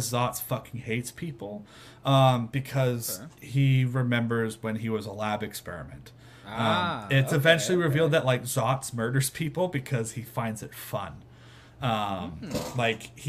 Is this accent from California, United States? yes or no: no; Houston, Texas, United States; I was born in Houston